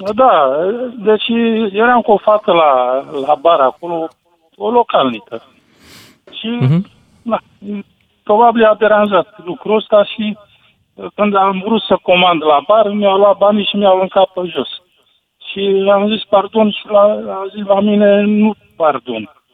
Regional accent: Romania; eu ca român

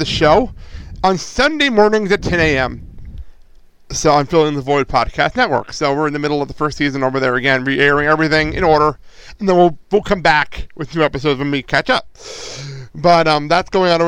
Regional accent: Garfield, New Jersey, United States; I'm from Jersey, and Garfield, New Jersey, a little town in Bergen County

